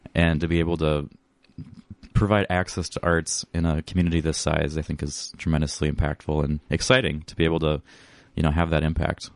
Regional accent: Northwest Iowa, United States; also born or lived in Sioux Falls, South Dakota; now in Northfield, United States; Originally, I'm from Northwest Iowa

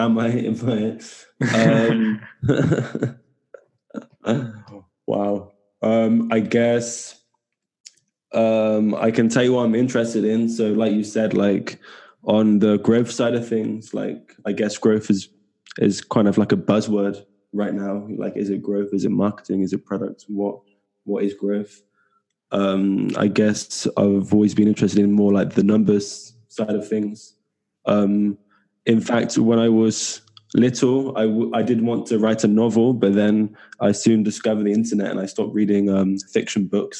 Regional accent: small town near Bristol, South West England, United Kingdom; now in Barcelona, Spain; I'm from England, southwest of England. From a small town in the southwest near Bristol. And now I'm currently living in Barcelona.

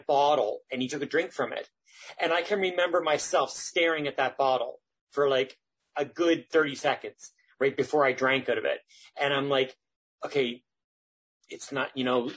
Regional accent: Isaac's Harbour, Nova Scotia, Canada; moved away as an adult; now in Halifax, Canada; I grew up actually down on the Eastern Shore in a little place in Guysburg County called Isaac's Harbor.

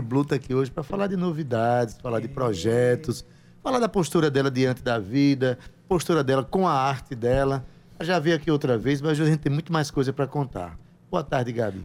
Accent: Paraíba, Brazil; A gente, na verdade, se revela mesmo enquanto paraibano

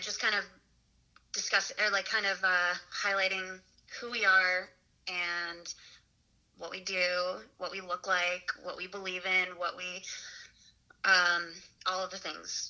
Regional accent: Michigan, United States; moved away; my home state of Michigan

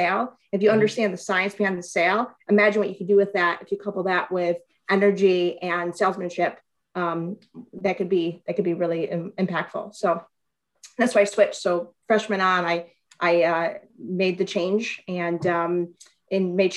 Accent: Flint, Michigan, United States; I'm from Flint, Michigan originally

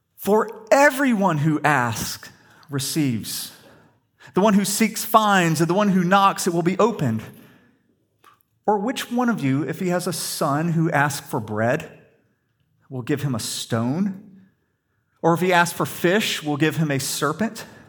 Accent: the South, United States; we grew up in the South, we're Christians

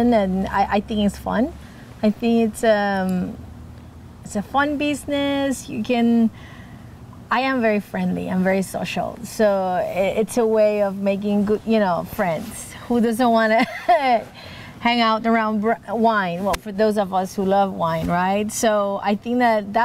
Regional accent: Puerto Rico; moved away as an adult; also born or lived in Miami; now in Oregon, United States; I grew up in Puerto Rico, an island, so very far away from the wine culture.

